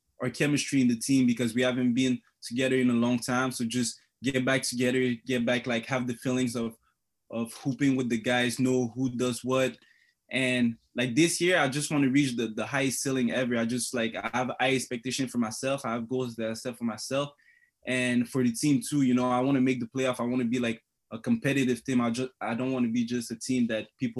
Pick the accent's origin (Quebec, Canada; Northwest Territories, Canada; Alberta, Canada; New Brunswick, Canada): Quebec, Canada; Montreal; moved away as an adult; also born or lived in Congo / Thetford Mines, Quebec; now in Sault Ste. Marie, Canada; I came in Montreal when I was young, like maybe 3 years old.